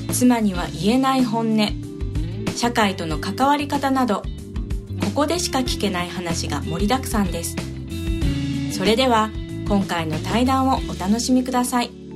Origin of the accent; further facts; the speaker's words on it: Miyazaki, Japan; also born or lived in Nagasaki; 長崎から宮崎来た時にすごい覚えてるのが、あの長崎はなんとか「バイ」っていう、宮崎来てすごいバカにされた